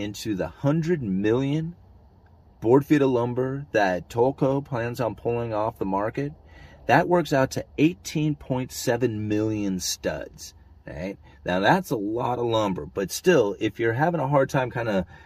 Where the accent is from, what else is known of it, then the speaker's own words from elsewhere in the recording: Oregon, United States; I come from Oregon